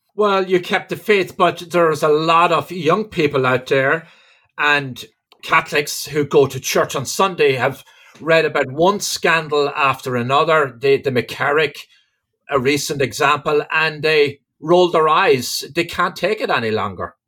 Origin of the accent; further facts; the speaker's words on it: Ireland; now in United States; I'm from Ireland originally. I've lived in America for three decades